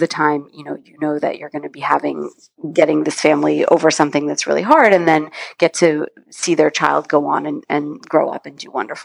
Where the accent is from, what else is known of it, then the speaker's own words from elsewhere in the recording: California, United States; I was volunteering at Stanford Children's Hospital, which is where I grew up in California